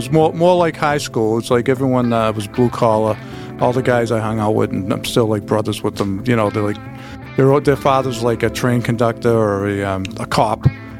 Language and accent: English; Boston, Massachusetts, United States; also born or lived in North Shore, Massachusetts; I grew up in East Boston, and high school was in the suburbs